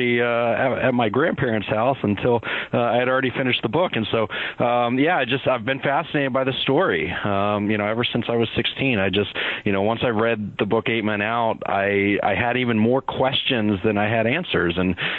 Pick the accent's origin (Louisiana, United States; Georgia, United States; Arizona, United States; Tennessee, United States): Georgia, United States; Atlanta; I grew up in Atlanta, but I've been a baseball fan longer than I've been a Braves fan